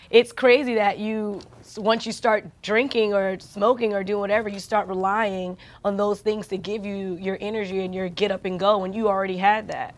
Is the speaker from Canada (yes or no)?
no; New York, United States; I'm from New York